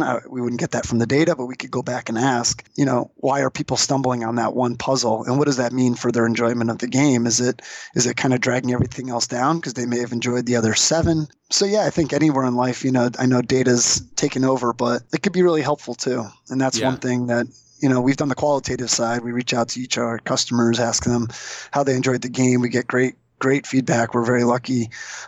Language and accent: English; Boston, Massachusetts, United States; I'm from the Boston area, grew up a New England Patriots fan